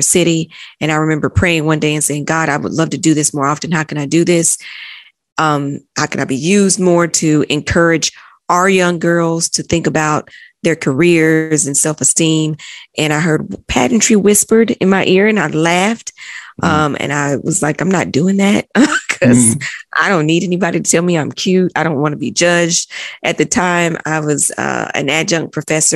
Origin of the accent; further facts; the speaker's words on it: Chattanooga, Tennessee, United States; moved away as an adult; also born or lived in London; I'm originally from Chattanooga, Tennessee. Mm-hmm. Born and raised in Tennessee